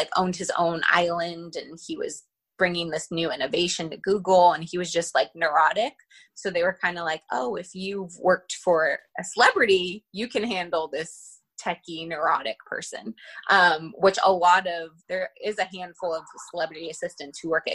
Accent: Northern California, United States; born or raised there; moved away as an adult

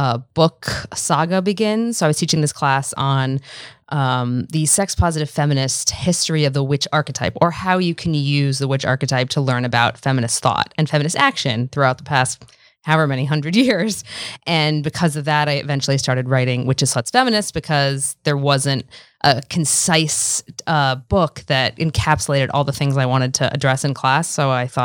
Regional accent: Washington, District of Columbia, United States; Washington, D.C.

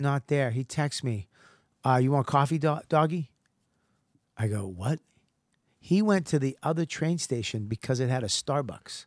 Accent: Boston, Massachusetts, United States; I'm from Boston

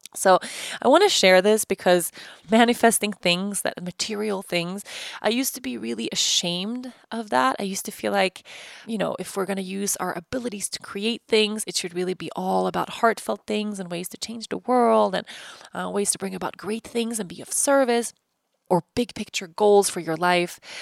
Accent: Stockholm, Stockholm County, Sweden; moved away as an adult; also born or lived in Uppsala / Costa Rica; I moved from Uppsala to Stockholm

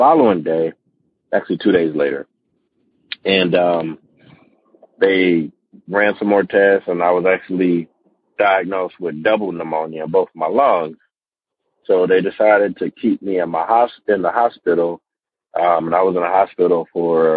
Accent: Las Vegas, Nevada, United States; moved away as an adult; now in Atlanta, United States; I'm born and raised in Vegas. I just moved to Atlanta recently

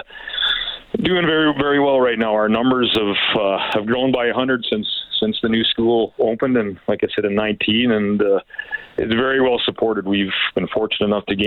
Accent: Irma, Alberta, Canada; We've been here since the early 70s.

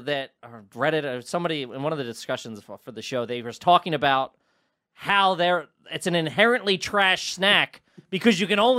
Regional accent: Worcester, Massachusetts, United States; I'm actually from Worcester.

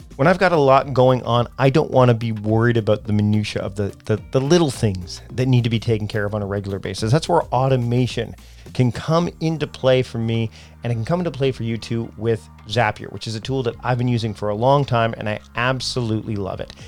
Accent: Canada; I'm Canadian.

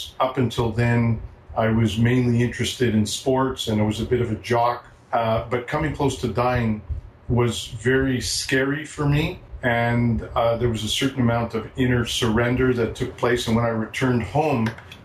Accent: Montreal, Quebec, Canada; moved away; I'm originally from Montreal.

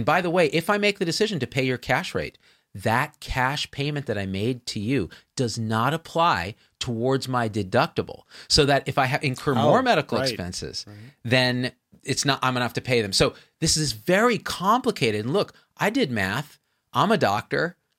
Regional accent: India; And I will haggle, believe me, because I'm Indian.

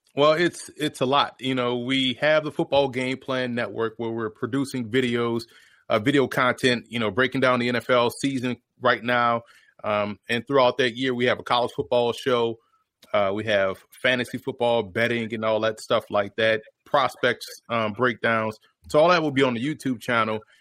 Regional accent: New Orleans, Louisiana, United States; I was born and raised in New Orleans

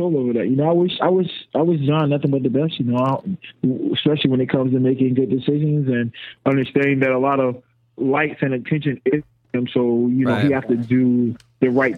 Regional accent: North Carolina, United States; I'm from North Carolina

